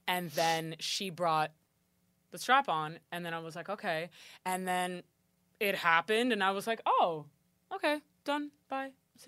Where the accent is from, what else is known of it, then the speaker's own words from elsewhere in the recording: Miami, Florida, United States; I'm from Miami.